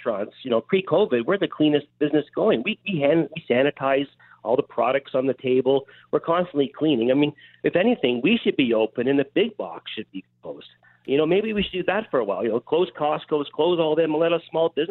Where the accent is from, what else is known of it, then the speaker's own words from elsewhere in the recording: Toronto, Ontario, Canada; now in Minden, Canada; I grew up in Toronto. I moved up north to Cottage Country.